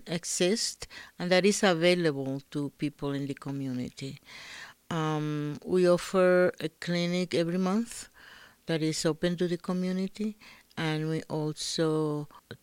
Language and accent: English; Dominican Republic; now in Albuquerque, United States; I'm from the Dominican Republic, and I had been living in Albuquerque for about 30 years.